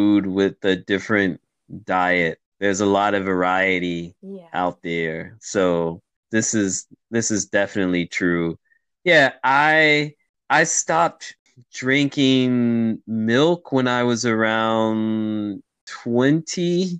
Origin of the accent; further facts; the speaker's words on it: United States; I grew up in America